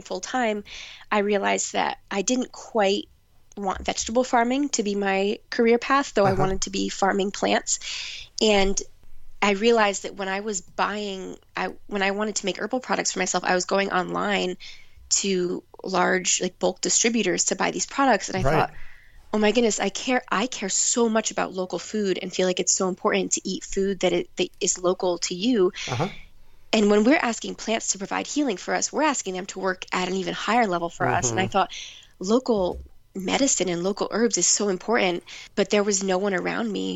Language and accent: English; New Jersey, United States; now in New Hope, United States; I volunteered on an organic vegetable farm in my hometown, which I did not know, but it was actually one of the oldest CSAs in New Jersey